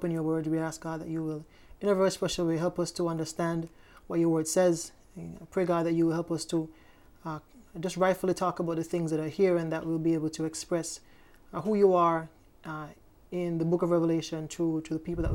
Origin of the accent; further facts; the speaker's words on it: Hanover Parish, Jamaica; I'm from Jamaica, Parish of Hanover in Jamaica